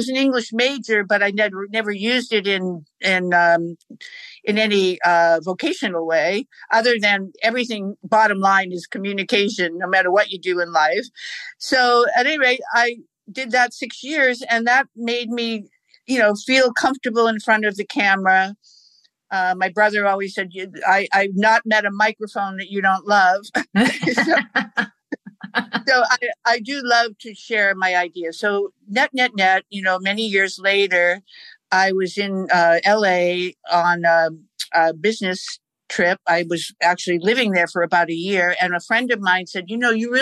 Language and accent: English; Boston, Massachusetts, United States; I grew up in Boston